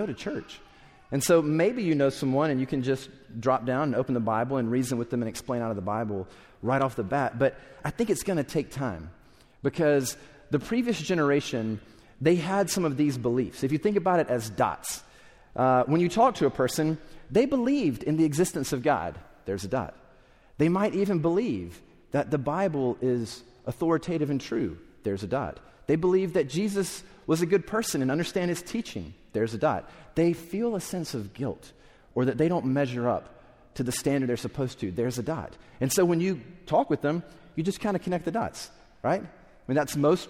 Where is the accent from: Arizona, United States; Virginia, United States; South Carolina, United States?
South Carolina, United States; I grew up in South Carolina